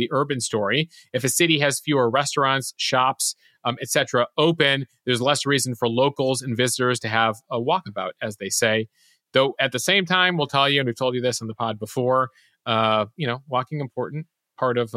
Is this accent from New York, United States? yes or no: yes; New York City, New York, United States; as a New Yorker